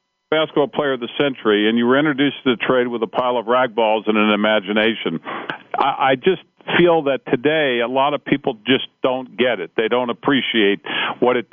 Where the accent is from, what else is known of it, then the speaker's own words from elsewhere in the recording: Cincinnati, Ohio, United States; I grew up in Cincinnati.